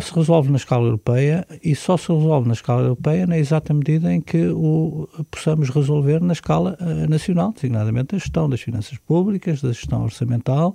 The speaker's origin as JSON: {"language": "Portuguese", "country": "Portugal", "tie": "born or raised there"}